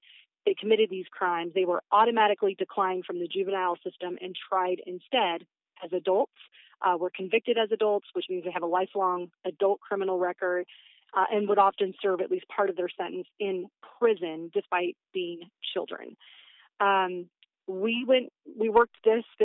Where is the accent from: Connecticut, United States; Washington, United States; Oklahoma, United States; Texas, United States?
Washington, United States; Battle Ground; I grew up in Battleground, which is in Southwest Washington